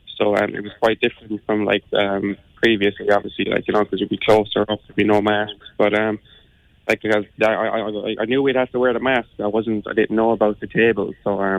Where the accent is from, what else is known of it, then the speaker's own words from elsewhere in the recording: Cleely, Munster, Ireland; I'm from Cleely in Limerick. I was born and raised there now.